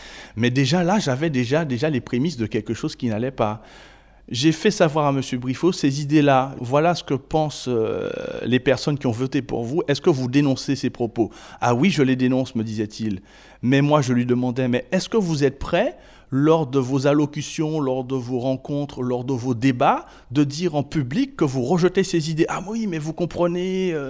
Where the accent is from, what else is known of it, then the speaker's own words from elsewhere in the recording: Île-de-France, France; Et je viens de la Seine-Saint-Denis.